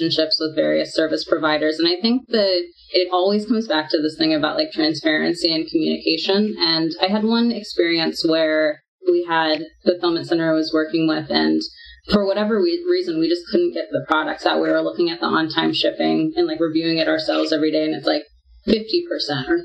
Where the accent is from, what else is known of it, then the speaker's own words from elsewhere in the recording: United States; also born or lived in Singapore / Australia; I'm American